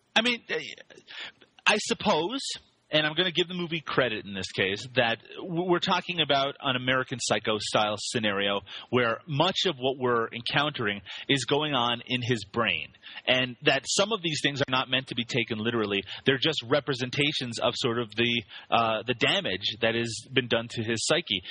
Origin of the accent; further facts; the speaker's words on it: Canada; I am Canadian